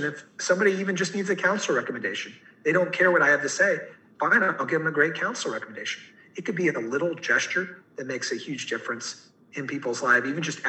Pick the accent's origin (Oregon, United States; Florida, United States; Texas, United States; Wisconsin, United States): Texas, United States; Fort Worth; I moved over from Fort Worth, Texas